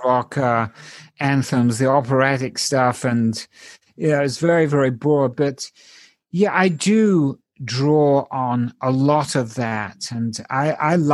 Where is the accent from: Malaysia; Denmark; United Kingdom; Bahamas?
United Kingdom; England; moved away; I grew up in England and all my informative musical years were over there